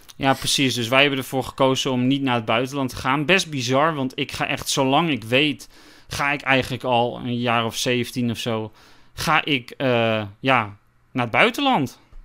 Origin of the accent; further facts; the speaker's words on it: Westzaan, North Holland, Netherlands; ik kom uit Westzaan